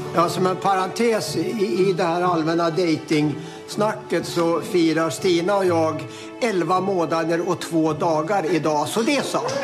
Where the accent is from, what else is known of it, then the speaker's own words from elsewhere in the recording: Sweden; som svensk